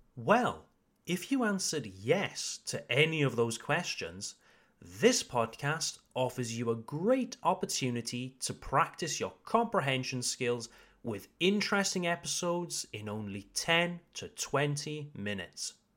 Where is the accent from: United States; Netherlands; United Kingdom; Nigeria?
United Kingdom; now in Alsace, France; I am an English teacher from the United Kingdom